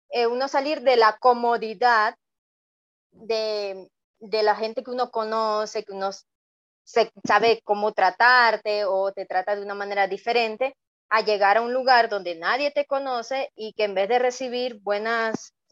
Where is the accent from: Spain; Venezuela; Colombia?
Venezuela; now in Ecuador; cuando salimos de Venezuela, cuando salí de Venezuela, me tomó aproximadamente una semana llegar acá a Ecuador.